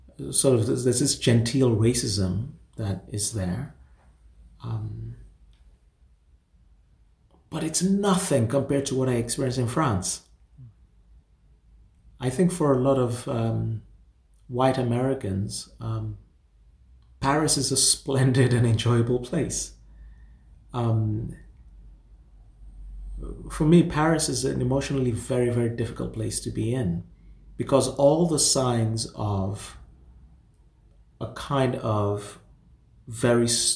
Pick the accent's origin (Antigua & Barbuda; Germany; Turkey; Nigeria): Nigeria; moved away; I'm from Nigeria and I go to Nigeria almost every year